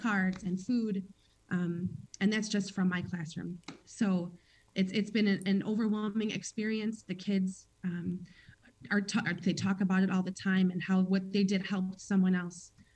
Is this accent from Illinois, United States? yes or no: yes; Chicago, Illinois, United States; I was born and raised in Chicago